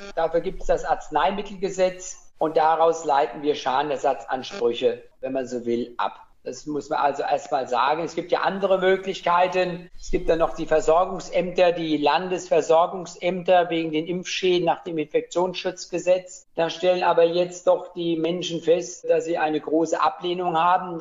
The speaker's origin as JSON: {"language": "German", "town": "Weilburg", "region": "Hesse", "country": "Germany", "tie": "born or raised there", "also_born_or_lived": "Gießen / Rödermark / Mainz / Niedernhausen", "lives_now": "Wiesbaden, Germany", "said": "Geboren bin ich in Weilburg, wenn man so will, und mit meinen Eltern dann später Richtung Rödermark gezogen"}